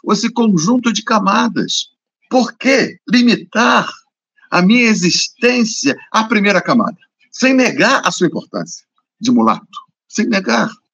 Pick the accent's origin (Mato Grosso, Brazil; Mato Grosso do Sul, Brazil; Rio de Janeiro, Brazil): Rio de Janeiro, Brazil; eu sou carioca